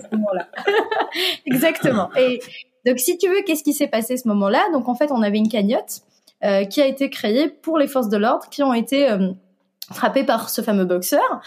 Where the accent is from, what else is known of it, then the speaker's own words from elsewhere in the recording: Tunisia; moved away as an adult; now in France; je suis tunisienne. Et en Tunisie, on a, dès le lycée, la possibilité de spécialiser dans l'informatique. Et c'est donc, c'est ce que j'ai fait à l'âge de 14